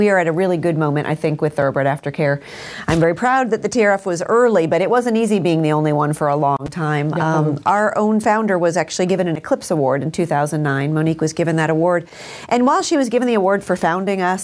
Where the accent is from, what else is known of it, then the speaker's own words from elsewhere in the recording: San Diego, California, United States; I grew up in San Diego